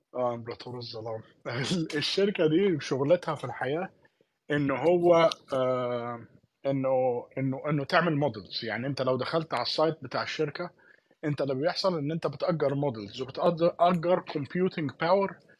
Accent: Palestine; احنا الاثنين فلسطينيه

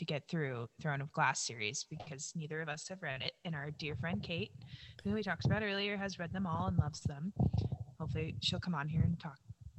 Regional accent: Montana, United States; I grew up in Montana

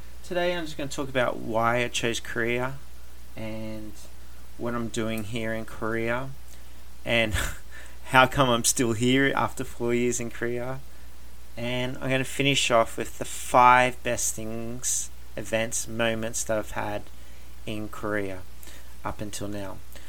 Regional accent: Australia; also born or lived in Canada / Germany; Like I said, I am Australian, but I got to live in Canada for 4 years. I got to live in Germany

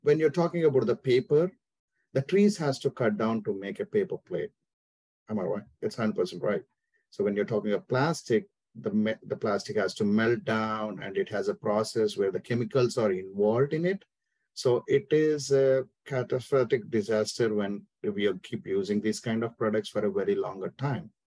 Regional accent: India; moved away as an adult; now in Atlanta, United States; I'm born and brought up in India, so it's been my 14 years I'm living in US

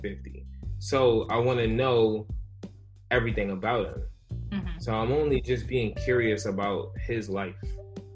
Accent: New York City, New York, United States; I was born in the Bronx, New York

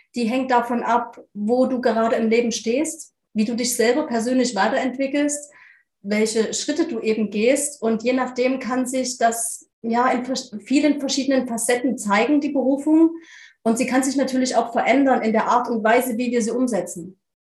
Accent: near Leipzig, Saxony, Germany; Ich komme aus der Nähe von Leipzig in Deutschland

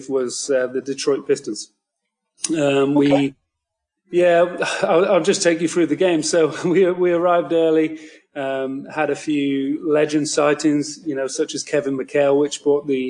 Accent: United Kingdom; I am from the United Kingdom, so you probably don't hear many hardcore Boston fans speaking with this accent

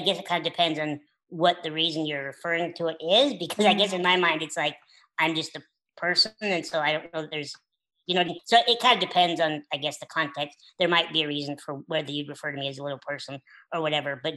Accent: Utah, United States; now in Austin, United States; I'm originally from Utah. I'm living in Austin right now

